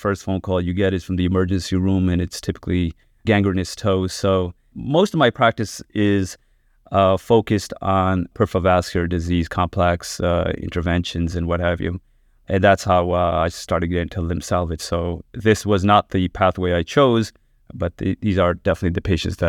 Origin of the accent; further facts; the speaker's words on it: New York, United States; So I actually did my training out in Philadelphia, and then I'm originally from New York, so came out here, did a year of cardiac surgery